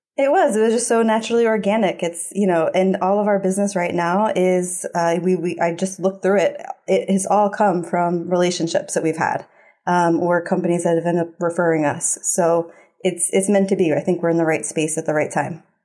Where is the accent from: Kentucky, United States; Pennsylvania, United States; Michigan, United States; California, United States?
Pennsylvania, United States; Philadelphia; growing up in Philly